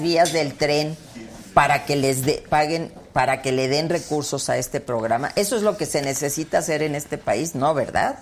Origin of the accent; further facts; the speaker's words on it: Mexico; Yo soy una mexicana que siempre ha luchado por México